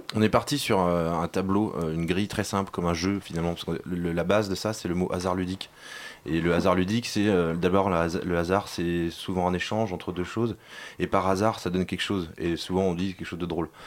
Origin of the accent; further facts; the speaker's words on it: Nantes, Pays de la Loire, France; nous on vient de Nantes